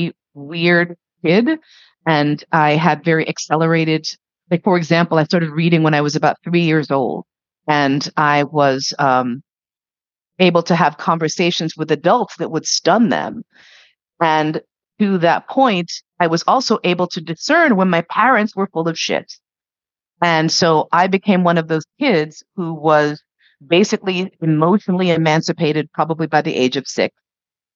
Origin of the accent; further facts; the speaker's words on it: New York, United States; growing up in New York, the only lev community I'd seen was gay men in the West Village